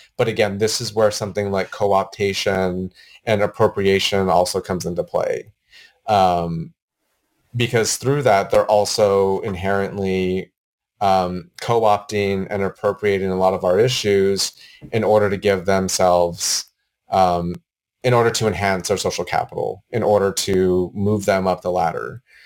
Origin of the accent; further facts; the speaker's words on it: Gallup, New Mexico, United States; now in Portland, United States; I grew up in Gallup, New Mexico